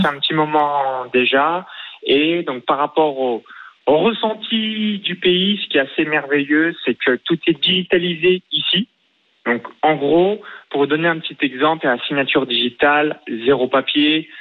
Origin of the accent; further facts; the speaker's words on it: near Chalon-sur-Saône, Bourgogne-Franche-Comté, France; now in Estonia; j'ai grandi dans un petit village de moins de 100 habitants à 20 km de Chalon-sur-Saône